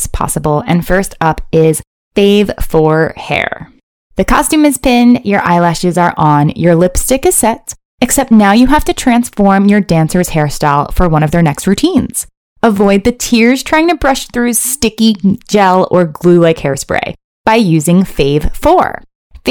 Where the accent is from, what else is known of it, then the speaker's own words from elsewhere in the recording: Maryland, United States; I grew up in Maryland near Towson University